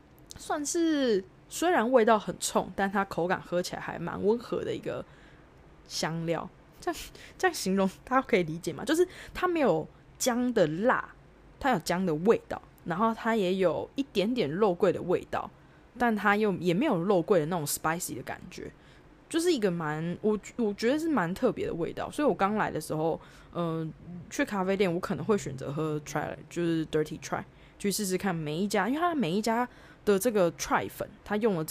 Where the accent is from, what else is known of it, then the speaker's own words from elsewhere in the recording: Taiwan; moved away as an adult; now in Australia; 跟我们台湾人喝咖啡的概念比较不太一样